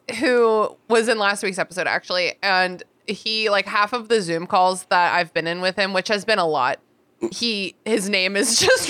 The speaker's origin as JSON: {"language": "English", "town": "Fairfax", "region": "Virginia", "country": "United States", "tie": "born or raised there", "lives_now": "Richmond, United States", "said": "I grew up in Fairfax, which like has nothing. It has like a very shitty bus system."}